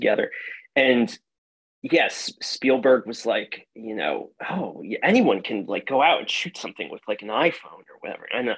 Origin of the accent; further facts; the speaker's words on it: Hudson County, New Jersey, United States; I grew up in northern New Jersey, in Hudson County, New Jersey